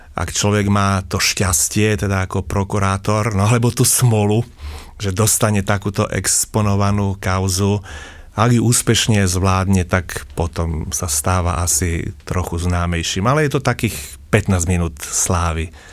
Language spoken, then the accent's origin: Slovak; Snina, Prešov Region, Slovakia; som východniar, som zo Sniny, a teda Rusín